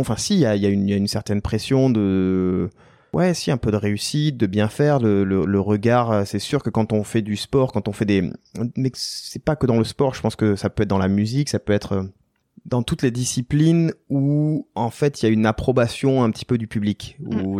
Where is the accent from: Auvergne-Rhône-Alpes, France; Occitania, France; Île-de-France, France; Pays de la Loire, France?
Occitania, France; Tarbes; also born or lived in Basque Coast; suis né à Tarbes, ouais, qui est au, pied des Pyrénées, euh, devant euh, devant la chaîne des Pyrénées, au pied du pic du Midi, et on vivait au gré des saisons, c'est-à-dire l'hiver en montagne et l'été sur la côte basque